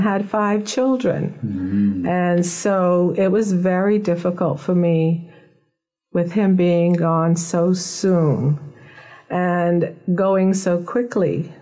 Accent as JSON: {"language": "English", "town": "Nassau", "region": "New Providence", "country": "Bahamas", "tie": "born or raised there", "said": "I was born in Nassau, Bahamas, and I was raised here from birth"}